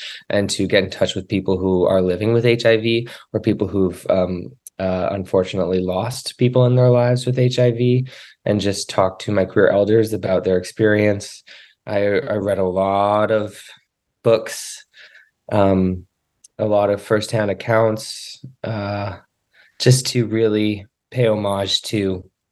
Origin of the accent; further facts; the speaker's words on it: Cape Breton, Nova Scotia, Canada; I grew up in Cape Breton, Nova Scotia